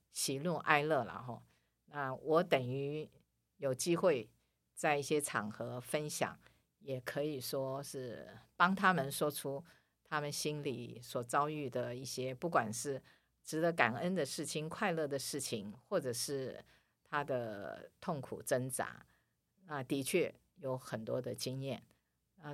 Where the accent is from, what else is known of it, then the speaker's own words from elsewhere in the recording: Taiwan; also born or lived in Manila, Philippines; 我是台湾的，台湾人